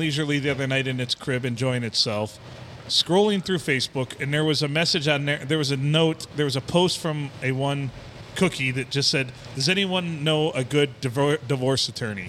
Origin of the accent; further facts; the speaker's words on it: United States; I'm an American.